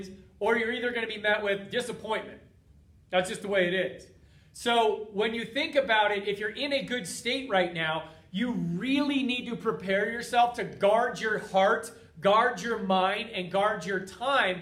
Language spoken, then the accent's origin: English; United States; from being an American for 40 years now